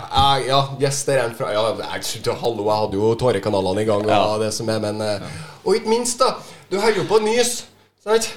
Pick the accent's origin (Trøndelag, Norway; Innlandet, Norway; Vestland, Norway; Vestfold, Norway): Trøndelag, Norway; jeg er jo fra Trøndelag